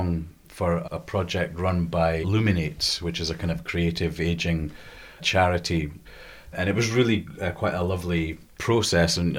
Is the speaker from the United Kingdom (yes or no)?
yes; the Scottish Borders, Scotland, United Kingdom; where I was brought up in the Borders, which is just really a stone's throw down the road from here